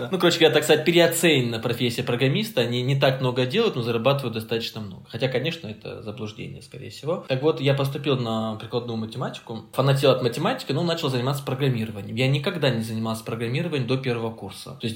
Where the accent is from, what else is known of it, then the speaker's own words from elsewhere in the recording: Caucasus, Russia; Мама сказала, что, ну, типа, я с, с Кавказа, и у нас как бы принято слушать своих родителей.